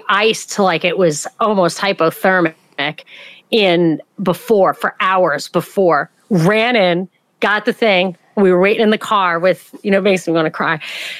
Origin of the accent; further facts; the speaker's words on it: New York, United States; also born or lived in Atlanta, Georgia; I'm from New York.